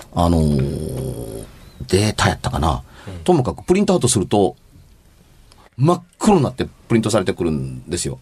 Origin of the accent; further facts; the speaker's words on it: Amagasaki, Hyogo, Japan; moved away as an adult; 尼崎に住んでた時